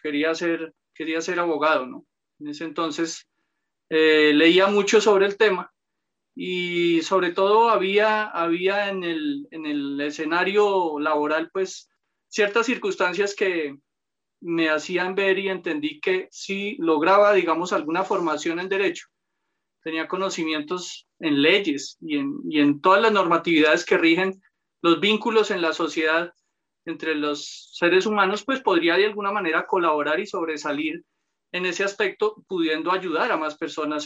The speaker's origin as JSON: {"language": "Spanish", "region": "Bogotá", "country": "Colombia", "tie": "born or raised there", "said": "nací en Bogotá, provengo de una familia humilde."}